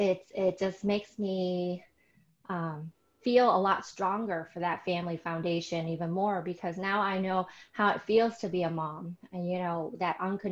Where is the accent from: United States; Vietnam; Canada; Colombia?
Vietnam; I was born in Vietnam